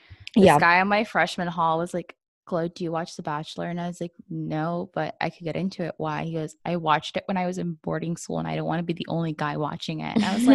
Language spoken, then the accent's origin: English; Southern coastal Virginia, United States; My mom's from Mexico. My dad's from Colombia, but I was born and raised in the States.